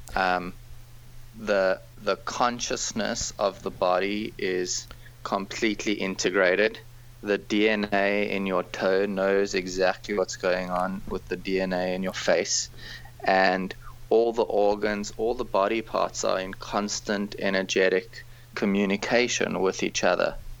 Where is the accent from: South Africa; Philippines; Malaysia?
South Africa; moved away; I grew up in South Africa